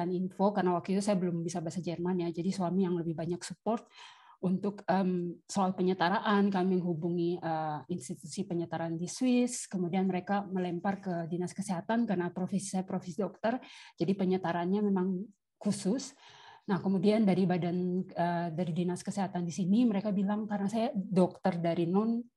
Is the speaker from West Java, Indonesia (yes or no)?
no; Papua, Indonesia; Saya asal dari Papua, dulu kuliah di Malang